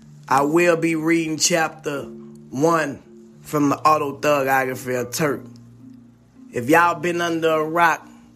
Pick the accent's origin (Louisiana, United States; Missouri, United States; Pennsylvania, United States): Louisiana, United States; New Orleans; my growing up in the Magnolia